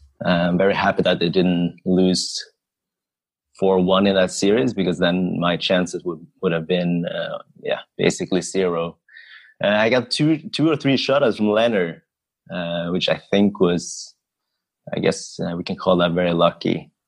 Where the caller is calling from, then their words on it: Oslo, Norway; So hi, everyone. So … I am drafting from Oslo, Norway.